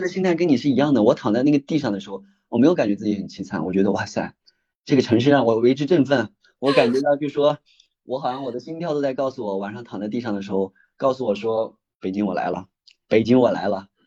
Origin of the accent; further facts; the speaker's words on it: Shaanxi, China; also born or lived in Beijing; now in Hangzhou, China; 我就是在一九年的时候，一九年那时候我都把我的户口都迁到西安了，我是陕西人，我的户口本来在我家，在我老家农村那边，我都把户口迁到西安，准备在西安买房子，想着说以后去西安买房定居工作